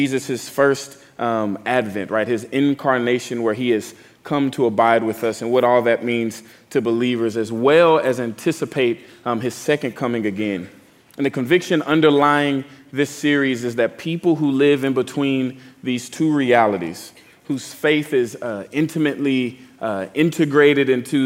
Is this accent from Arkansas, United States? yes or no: no; Texas, United States; now in New Orleans, United States; I'm from Texas